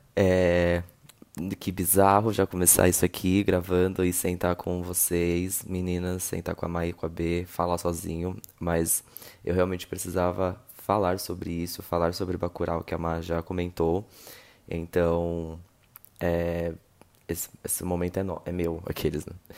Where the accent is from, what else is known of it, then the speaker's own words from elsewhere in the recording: Rio de Janeiro, Brazil; eu sou do Rio